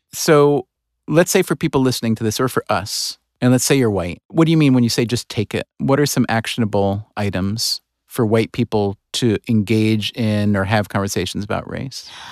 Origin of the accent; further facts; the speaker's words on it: United States; in this country, as an American, in, as a white American